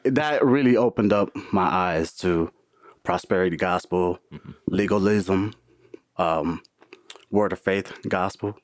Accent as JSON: {"language": "English", "town": "Milwaukee", "region": "Wisconsin", "country": "United States", "tie": "born or raised there", "moved": "yes", "lives_now": "Florida, United States", "said": "I live in Florida, born and raised in Milwaukee"}